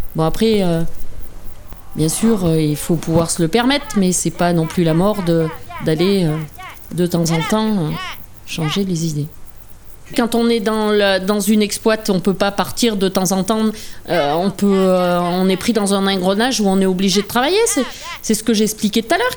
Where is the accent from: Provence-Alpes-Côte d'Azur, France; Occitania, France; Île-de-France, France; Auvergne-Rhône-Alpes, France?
Auvergne-Rhône-Alpes, France; La Chavade, Puy-de-Dôme; je suis née à La Chavade, commune du Val-Belay, dans le Puy-de-Dôme